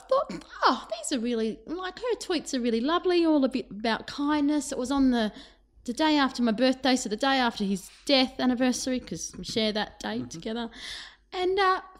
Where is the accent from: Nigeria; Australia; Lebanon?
Australia; told her about growing up in Australia.